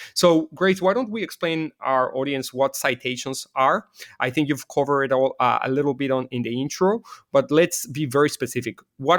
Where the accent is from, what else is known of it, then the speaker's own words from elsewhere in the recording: Mexico City, Mexico; well, I was born and raised in Mexico City. My parents are Israeli.